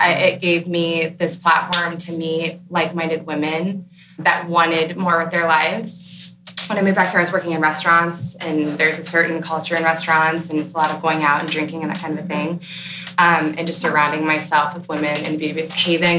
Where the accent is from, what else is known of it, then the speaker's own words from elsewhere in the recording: Columbus, Ohio, United States; also born or lived in Los Angeles; I used to live in LA, and I'm from Columbus, and I moved back